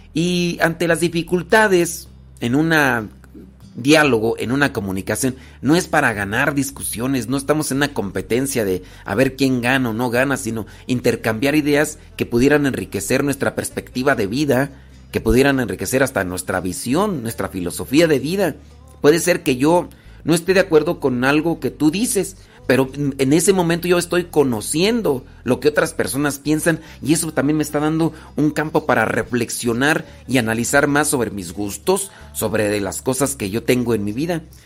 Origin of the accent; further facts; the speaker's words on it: Rancho de los Órganos, Guanajuato, Mexico; also born or lived in Acámbaro, Guanajuato; Yo, soy de Acámbaro, de ahí nací, en Acámbaro, Guanajuato, aunque crecí en el rancho de los órganos, Guanajuato.